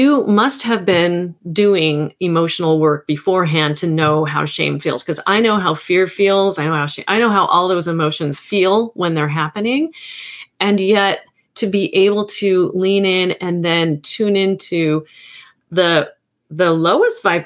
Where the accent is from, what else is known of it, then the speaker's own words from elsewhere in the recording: Hawaii, United States; I am Hawaiian.